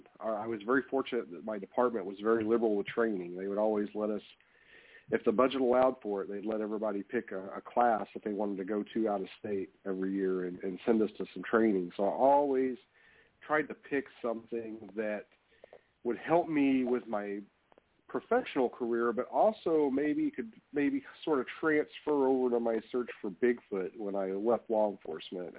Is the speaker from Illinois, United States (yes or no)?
no; Kentucky, United States; now in Alaska, United States; I grew up in Kentucky